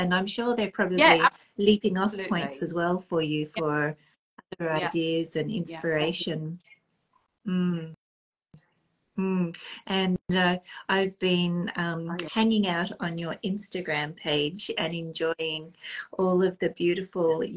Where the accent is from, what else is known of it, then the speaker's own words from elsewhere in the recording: Australia; now in Nova Scotia, Canada; because I'm now based in Nova Scotia, for our followers who may not be that familiar, Australian by birth, Nova Scotian currently